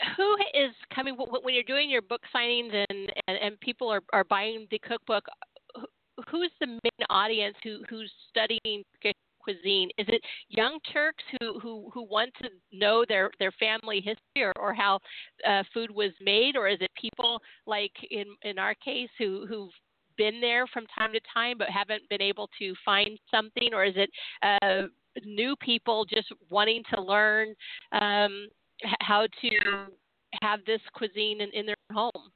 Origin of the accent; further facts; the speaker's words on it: San Diego, California, United States; born and raised in Southern California